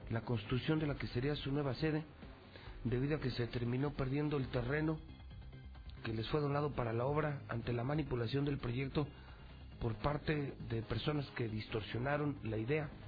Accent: Mexico; así somos los mexicanos.

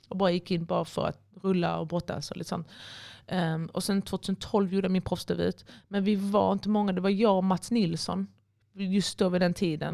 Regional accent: Helsingborg, Skåne, Sweden; moved away as an adult; now in Malmö, Sweden; Får jag åka till Helsingborg? så jag bodde i min pappas gamla eller hus, alltså mitt, um, där jag växte upp.

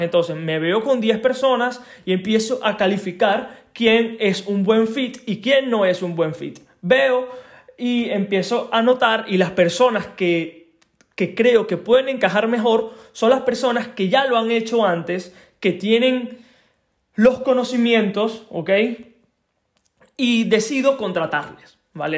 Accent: Venezuela; moved away; soy de Venezuela

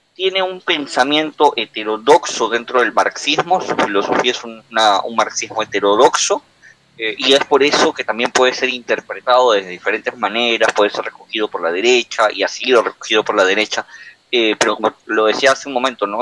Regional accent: Peru; en el Perú, para los que somos de Perú

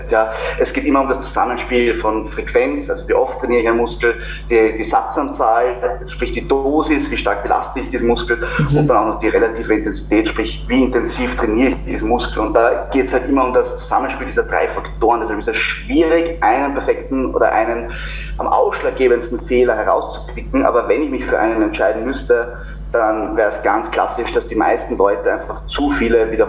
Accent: Vienna, Austria; zu mir nochmal, wie gesagt … ich komme aus Wien

